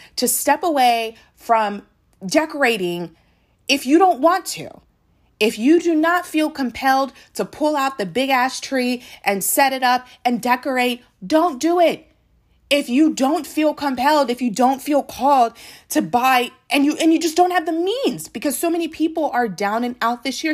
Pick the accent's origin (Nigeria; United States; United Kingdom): Nigeria; I am a Nigerian